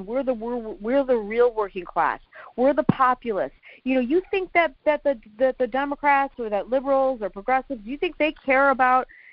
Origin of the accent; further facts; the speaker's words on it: Oakland County, Michigan, United States; I grew up in Oakland County, which is a suburb north of Detroit